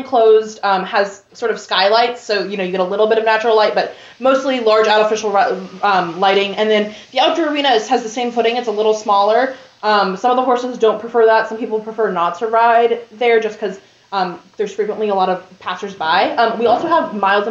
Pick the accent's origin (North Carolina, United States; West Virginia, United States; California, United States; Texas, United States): North Carolina, United States; Durham; moved away as an adult; now in Richmond, Indiana, United States; I'm from Durham, North Carolina.